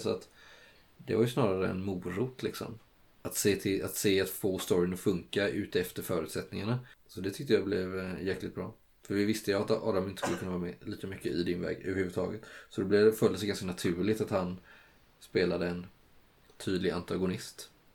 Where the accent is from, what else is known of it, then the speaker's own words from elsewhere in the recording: Kalmar County, Sweden; moved away; När jag var hemma och hälsade på på Öland